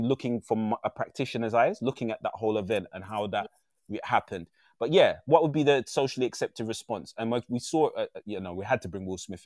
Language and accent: English; London, United Kingdom; I was raised in a really rough part of East London. I'm very proud of my roots. I'm an East Lander